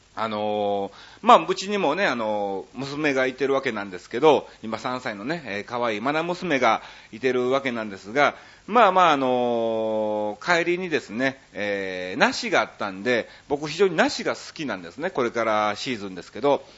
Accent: Kansai, Japan; accent: Kansai dialect; 僕関西人でしょ

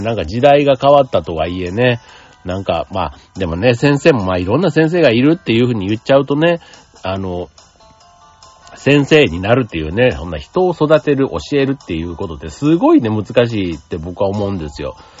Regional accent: Osaka, Japan; 大阪の人間

